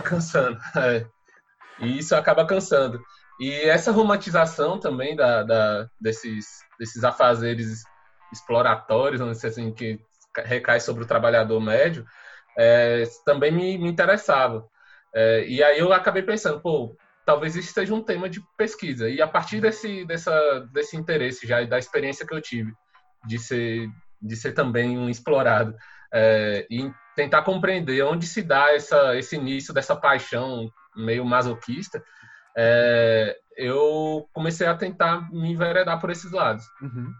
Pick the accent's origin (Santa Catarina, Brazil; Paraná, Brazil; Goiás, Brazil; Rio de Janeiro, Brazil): Goiás, Brazil; Mara Rosa; moved away; also born or lived in Brasília; esse povoado é na cidade de Mara Rosa, Goiás, no norte de Goiás, perto da, da cidade de Uruaçu, que é a cidade mais conhecida daquele local. É, eu nasci lá, cresci no